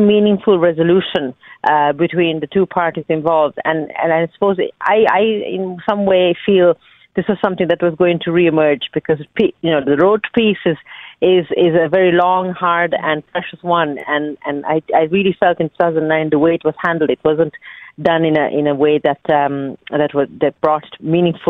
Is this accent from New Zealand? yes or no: no; Colombo, Western Province, Sri Lanka; moved away as an adult; now in Ireland; I have very fond memories of growing up in Sri Lanka and going to that church with my grandfather